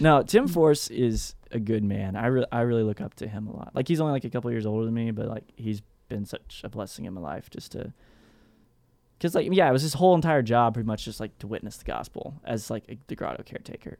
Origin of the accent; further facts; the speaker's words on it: Texas, United States; I'm from Texas, so I wear, like, what's, I guess what everybody else calls cowboy boots